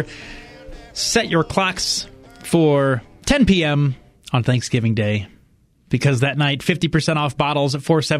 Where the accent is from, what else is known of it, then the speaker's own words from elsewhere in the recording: Fort Wayne, Indiana, United States; now in Colorado, United States; 30 minutes outside of Fort Wayne, my hometown, you get to Amish country